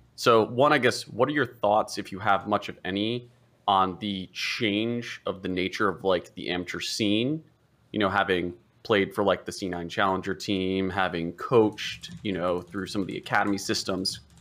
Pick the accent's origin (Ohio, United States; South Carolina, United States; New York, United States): Ohio, United States; now in Portland, United States; I'm originally from Ohio